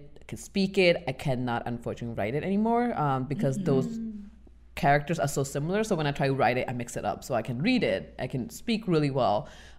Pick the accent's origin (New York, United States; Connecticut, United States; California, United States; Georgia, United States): New York, United States; Especially growing up in New York at that time, because it was just a hot pot of all the cultures.